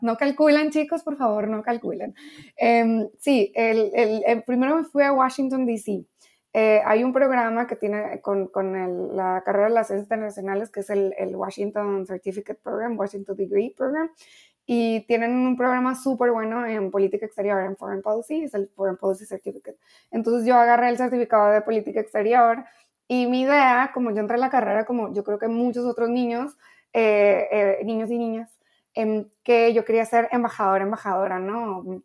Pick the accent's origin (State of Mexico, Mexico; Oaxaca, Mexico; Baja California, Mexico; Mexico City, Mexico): Baja California, Mexico; Ensenada; also born or lived in Chetumal, Quintana Roo / New York; now in Geneva, Switzerland; yo realmente no viví mucho tiempo en Chetumal, nada más como dos años de mi vida. Así que me crié en Ensenada, Baja California